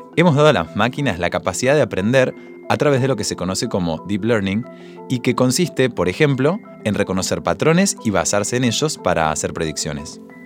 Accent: Argentina

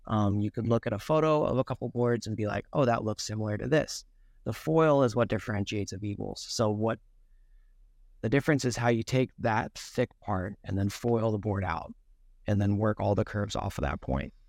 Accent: Seattle, Washington, United States; I grew up in Seattle

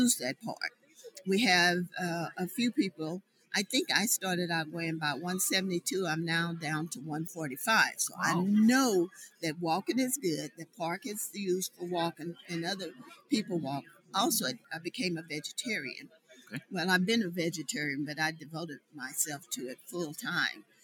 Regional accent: Boley, Oklahoma, United States; I'm from Boley, Oklahoma, and I'm the mayor

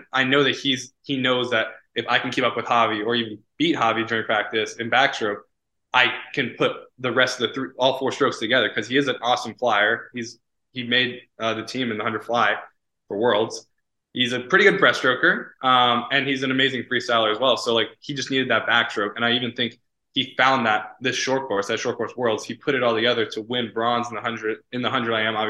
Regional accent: United States; I actually really respect that because I came from the States

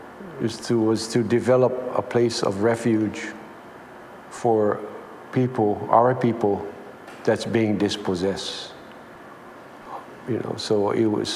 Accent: Windward Oahu, Hawaii, United States; from Windward Oahu

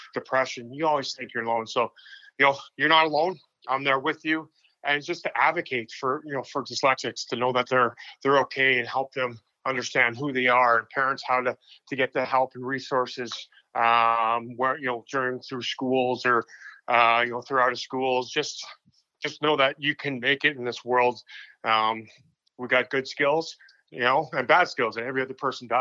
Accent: Saskatchewan, Canada; moved away as an adult; also born or lived in Syracuse, New York; I came down as a Canadian kid from Saskatchewan

